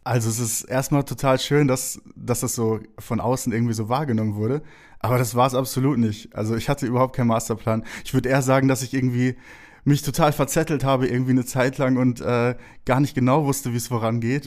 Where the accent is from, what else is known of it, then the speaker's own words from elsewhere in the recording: Herne, North Rhine-Westphalia, Germany; moved away; bin in Wanne-Eickel geboren